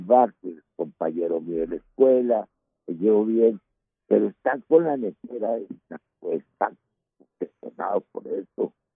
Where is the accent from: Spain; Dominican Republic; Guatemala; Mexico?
Mexico; Yo soy el mexicano